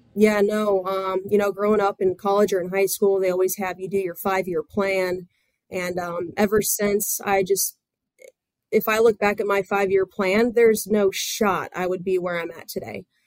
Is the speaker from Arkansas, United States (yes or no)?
no; Central Florida, United States; growing up in Central Florida